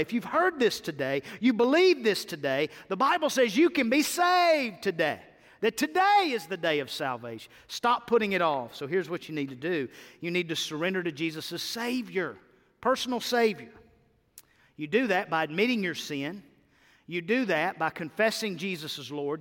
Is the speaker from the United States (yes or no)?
yes; United States